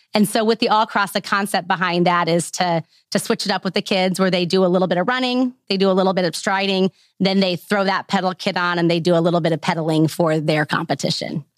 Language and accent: English; Lake of the Ozarks area, middle of Missouri, United States; moved away as an adult; now in Northwest Arkansas, United States; I'm a transplant. I grew up in the middle of Missouri, so around the Lake of the Ozarks area.